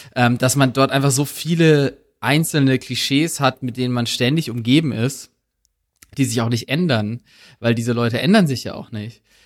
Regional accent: Black Forest, Baden-Württemberg, Germany; moved away as an adult; ich komme aus, ursprünglich aus dem Schwarzwald

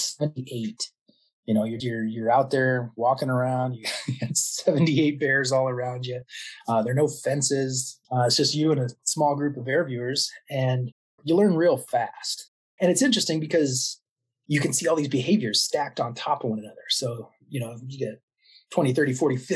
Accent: Iowa Falls, Iowa, United States; moved away; also born or lived in Ames, Iowa; I grew up in Iowa Falls

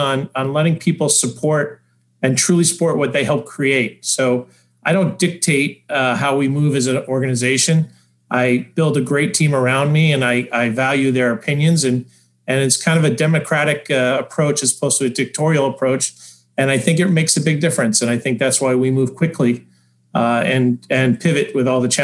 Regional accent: New York, United States; also born or lived in Denver; I live part-time in Denver. I'm from New York, so I commute back and forth.

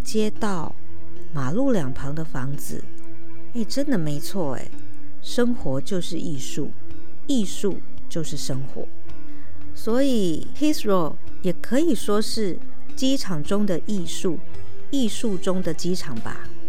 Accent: Taipei, Taiwan; 以前在南部念书嘛，那我有一个好朋友是美浓人，他就送了一把美浓的油纸伞给我这位从天龙国来的

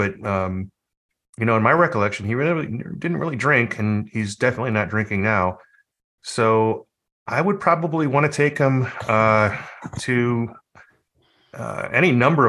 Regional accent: Bay Area, California, United States; Being from the Bay Area

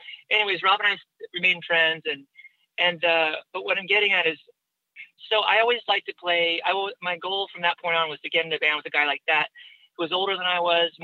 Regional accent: Newport Beach, California, United States; my hometown in Newport Beach

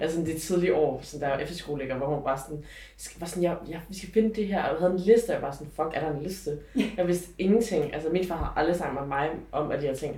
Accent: Aarhus, Central Denmark Region, Denmark; also born or lived in Shaoxing, China; jeg er, hvad hedder det, opvokset i Aarhus

